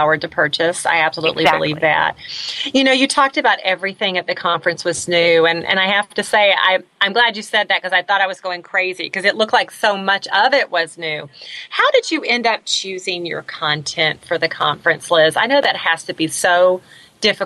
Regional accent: the South, United States; I grew up in the South

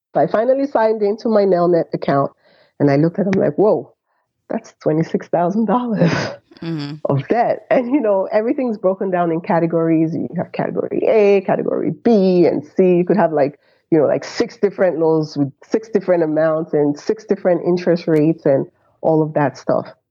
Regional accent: Nigeria

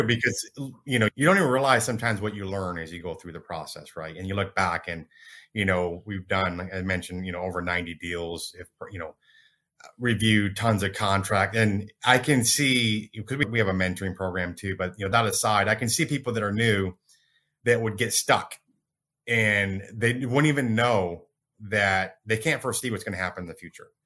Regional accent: Michigan, United States; now in Dallas, United States; I grew up in Michigan. I'm in Dallas now.

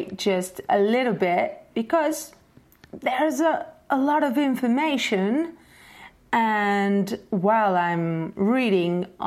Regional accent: Portugal; I'm Portuguese

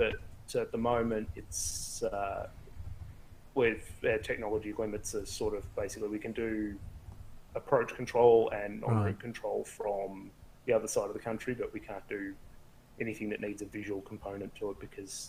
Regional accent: Melbourne, Victoria, Australia; also born or lived in Karratha, Western Australia; I was in Karratha, Western Australia last time, and now I'm back home, my hometown of Melbourne.

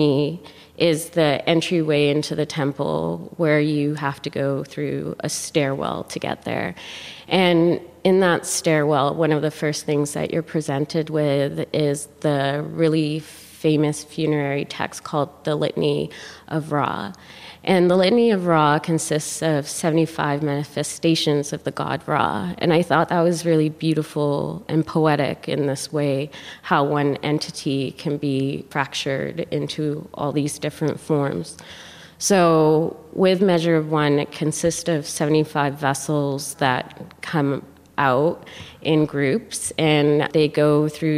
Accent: Canada; also born or lived in Khartoum, Sudan; I was born in Khartoum, Sudan, and grew up in Canada.

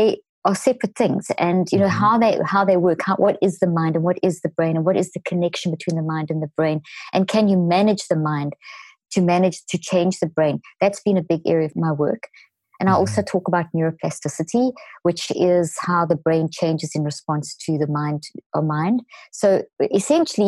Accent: South Africa; moved away; also born or lived in Zimbabwe; I was born in Zimbabwe and grew up in South Africa.

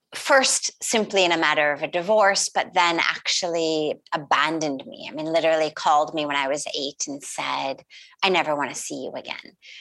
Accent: Los Angeles, California, United States; I grew up in California, in Los Angeles, quite literally in Hollywood or the Hollywood Hills

